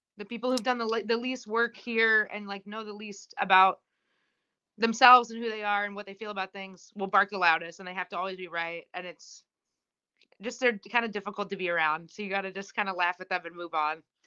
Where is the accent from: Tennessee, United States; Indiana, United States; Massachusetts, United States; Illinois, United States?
Indiana, United States; I grew up in Indiana